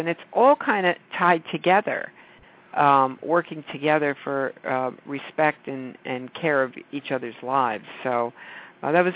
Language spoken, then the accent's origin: English; New York, United States; I'm a New Yorker